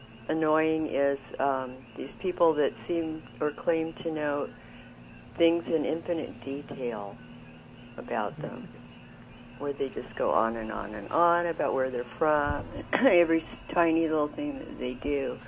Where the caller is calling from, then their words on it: Hawaii, United States; I'm calling from Hawaii.